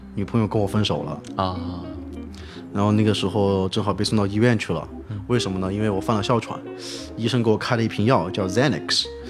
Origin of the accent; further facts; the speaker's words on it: China; now in New Orleans, United States; 我是个中国人